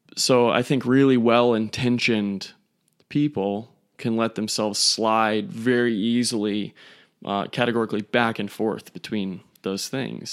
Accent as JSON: {"language": "English", "country": "United States", "said": "we, as American males"}